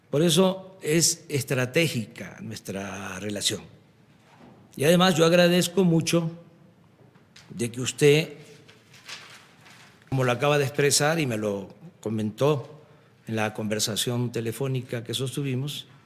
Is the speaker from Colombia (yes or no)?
no; Mexico; Los mexicanos respetamos, admiramos dos símbolos